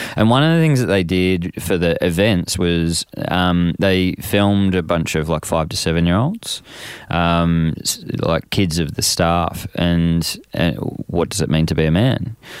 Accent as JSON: {"language": "English", "town": "Frankston", "region": "Victoria", "country": "Australia", "tie": "born or raised there", "said": "I grew up in Frankston"}